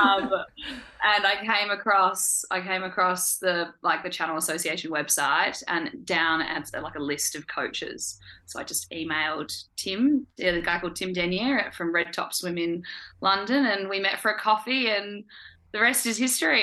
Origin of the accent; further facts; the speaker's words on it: Perth, Western Australia, Australia; moved away as an adult; now in Hobart, Australia; I'm uh, from Perth originally, but I've been living here for the past year